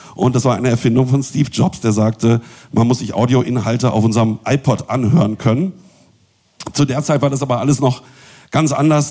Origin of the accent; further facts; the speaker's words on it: Bielefeld, North Rhine-Westphalia, Germany; moved away; Ich komme nämlich ursprünglich auch aus Bielefeld